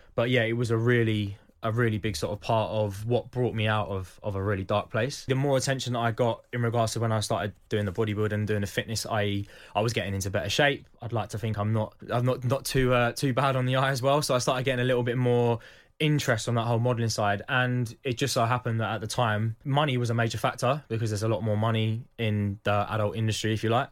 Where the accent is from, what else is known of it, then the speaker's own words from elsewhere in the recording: Croydon, London, United Kingdom; I was born in Croydon, I come from a working class family